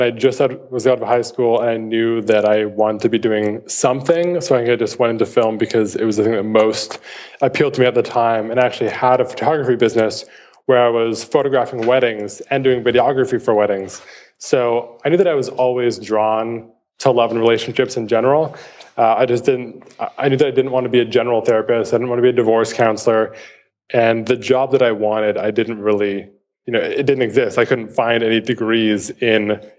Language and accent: English; Vancouver, British Columbia, Canada; I was born and raised in Vancouver, Canada, where I still live.